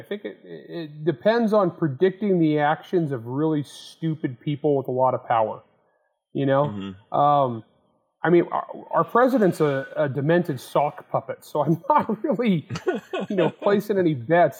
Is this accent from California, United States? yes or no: yes; Elmira, California, United States; also born or lived in San Joaquin Valley; I grew up on a dairy farm in Elmira, California.